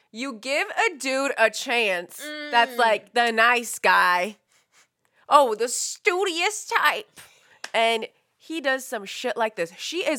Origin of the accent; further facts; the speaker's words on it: San Francisco, California, United States; Yeah, you guys have to remember, we're from San Francisco, like the tech capital